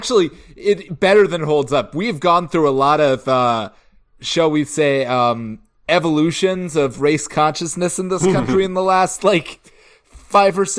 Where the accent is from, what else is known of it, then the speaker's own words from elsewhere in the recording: Georgia, United States; moved away; my hometown